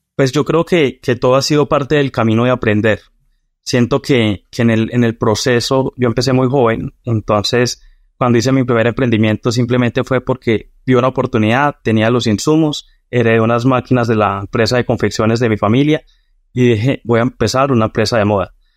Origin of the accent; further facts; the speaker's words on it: Boyacá, Colombia; nací en una, pues, en, una provincia de, Colombia que se llama Boyacá